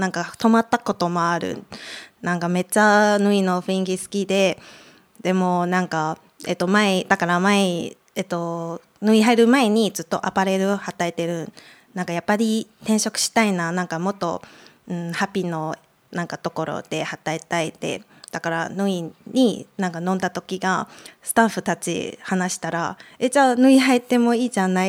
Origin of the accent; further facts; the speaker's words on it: Taipei, Taiwan; moved away; 台湾から来ました